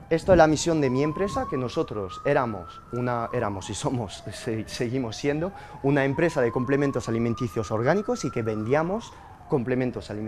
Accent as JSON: {"language": "Spanish", "country": "Spain", "said": "porque soy español y en mi pasaporte ponen"}